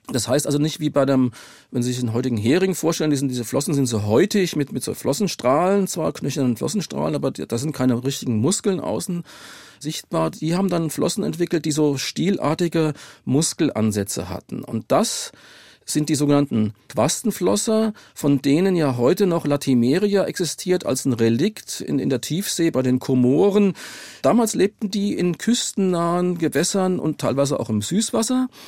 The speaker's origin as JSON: {"language": "German", "town": "Darmstadt", "region": "Hesse", "country": "Germany", "said": "ich komme aus Darmstadt und da ist das Mainzer Becken in der Nähe und die Grube Messel bei Darmstadt"}